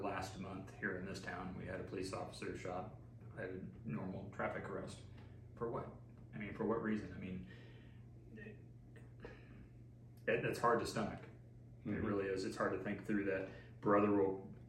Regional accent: United States; I'm an American

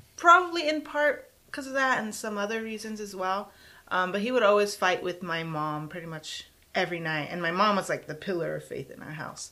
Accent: San Antonio, Texas, United States; San Antonio, Texas, South Side

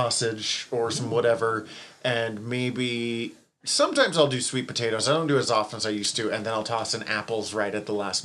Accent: United States; I'm American

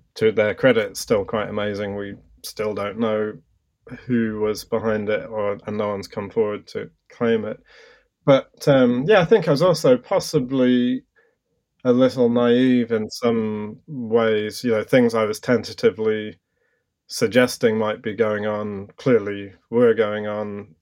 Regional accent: London, United Kingdom; I grew up in London

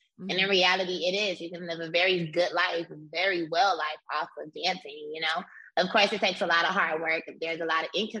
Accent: Miami, Florida, United States; So I'm from Miami, Florida. I'm from Liberty City, which is the hood. And at my elementary school

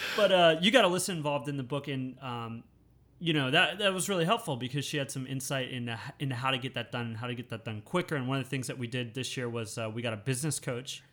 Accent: United States; moved away as an adult; now in Thailand; growing up in the United States

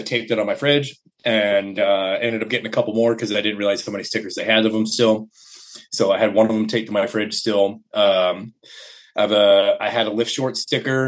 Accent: Omaha, Nebraska, United States; I was born in Omaha. I've been living around Omaha pretty much my entire life. So nice little Midwest area.

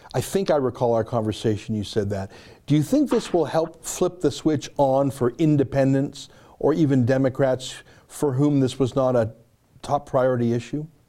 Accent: Canada; I'm a Canadian.

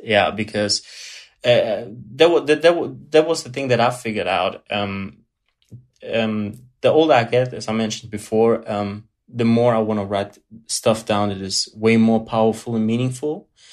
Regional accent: Germany; English is a second language; Born, born and raised in Germany, but uh, pure blood Italian

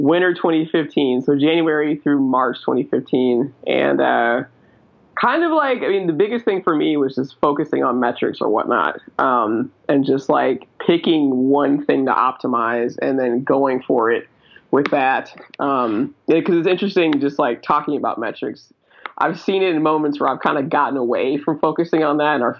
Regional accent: Charlotte, North Carolina, United States; also born or lived in Germany; I'm from North Carolina, so like the heart of Charlotte

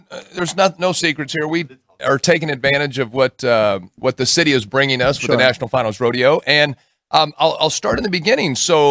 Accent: Yuma, Arizona, United States; moved away as an adult; now in Las Vegas, United States; So I'm from Yuma, Arizona

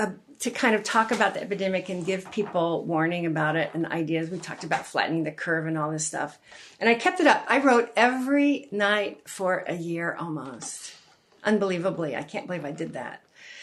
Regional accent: West Virginia, United States; born there; also born or lived in North Carolina; And I was born in West Virginia, too.

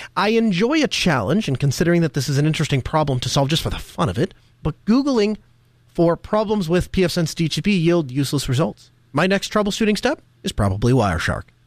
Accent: North Dakota, United States; moved away; I grew up in North Dakota

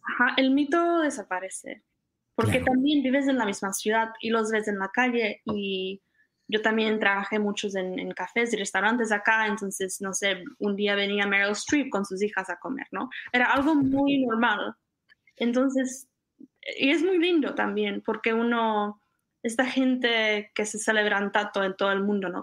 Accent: Czechia; moved away as an adult; also born or lived in Costa Rica / Connecticut; now in California, United States; yo cuando salí de República Checa iba a estudiar

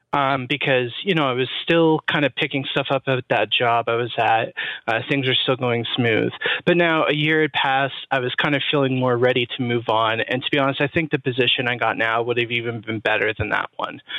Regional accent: Toronto, Ontario, Canada; I'm actually from Toronto

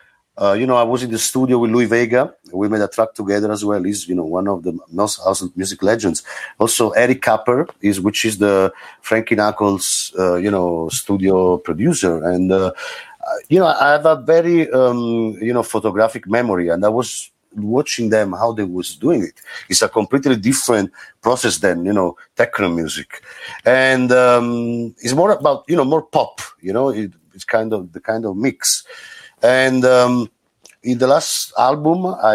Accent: Caserta, Campania, Italy; also born or lived in Naples; I grew up in Napoli. Scene. I'm from Caserta, but the scene, the music scene was in Napoli

